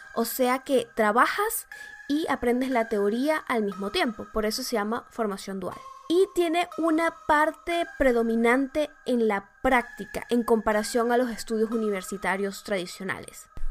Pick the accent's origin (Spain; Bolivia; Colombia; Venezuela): Venezuela; now in Germany; mi país natal, digamos Venezuela